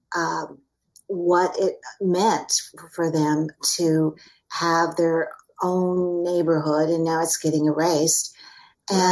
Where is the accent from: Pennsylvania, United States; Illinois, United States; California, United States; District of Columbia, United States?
California, United States; Fresno; moved away; I'm from the San Joaquin Valley, the Great San Joaquin Valley, from the Fre- mm. from Fresno